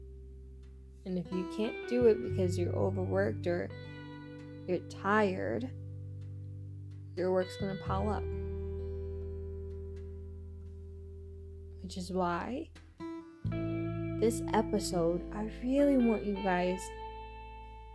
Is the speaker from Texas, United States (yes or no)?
yes; Texas, United States; accent: Texan; my Texan accent